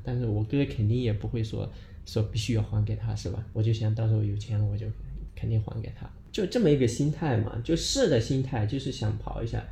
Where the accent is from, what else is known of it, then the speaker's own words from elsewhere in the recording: Daocheng, Sichuan, China; 来自，呃，四川省道城县，然后我们老家其实，呃，大部分都是在，就是，在山区嘛